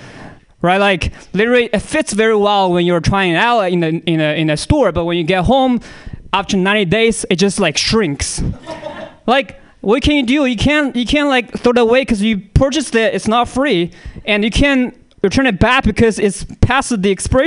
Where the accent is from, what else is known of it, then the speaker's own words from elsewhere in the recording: China; I can make this joke, I'm from China, man.